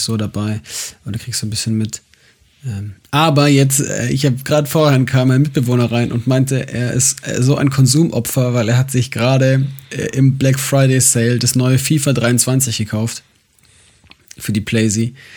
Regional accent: Munich, Bavaria, Germany; moved away; meiner Heimatgemeinde, also bei euch in der FEG München Südost

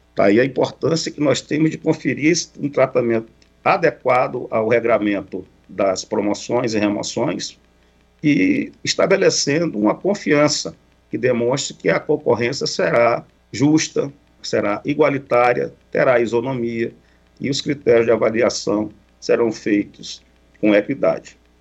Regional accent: Cruzeiro do Sul, Acre, Brazil; Cruzeiro do Sul, que é minha terra natal, no interior do Acre

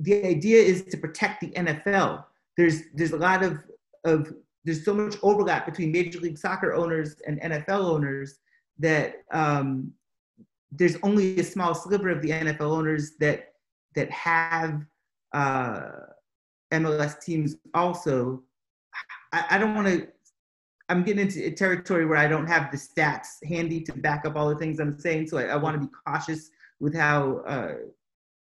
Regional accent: Massachusetts, United States; also born or lived in Atlanta; now in Chicago, United States; I'm from Massachusetts.

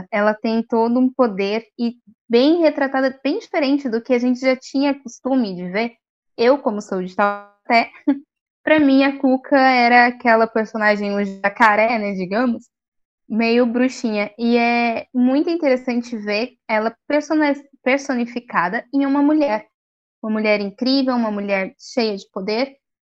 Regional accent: Taubaté, São Paulo, Brazil; eu sou de Taubaté

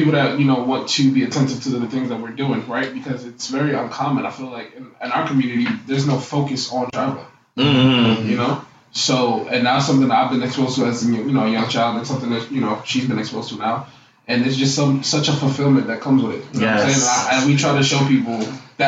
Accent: New York City, New York, United States; also born or lived in Queens, New York; I'm originally from Queens, New York, but I was raised in Brooklyn.

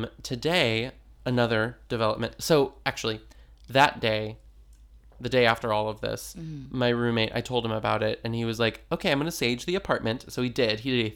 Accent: California, United States; Anyway, we're from California.

